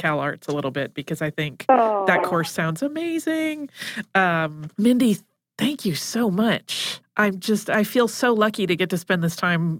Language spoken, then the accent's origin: English; Cobb County, Georgia, United States; I grew up in Cobb County, Georgia, and we had Georgia history in the sixth grade.